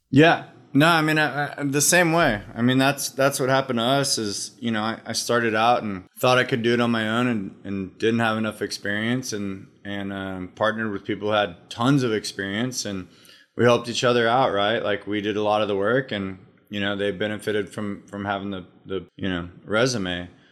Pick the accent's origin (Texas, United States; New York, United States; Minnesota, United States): Texas, United States; Austin; Austin, Texas. Grew up in Austin.